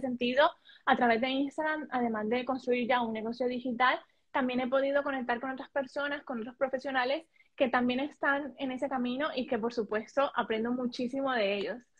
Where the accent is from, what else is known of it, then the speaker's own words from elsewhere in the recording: Colombia; moved away as an adult; now in Spain; yo soy colombiano, pero recientemente también soy española. Vivo en España hace, sí, vivo en España hace seis años